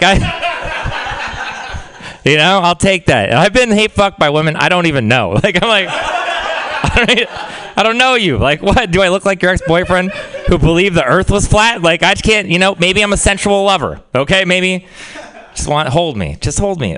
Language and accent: English; Texas, United States; moved away; I'm from Texas.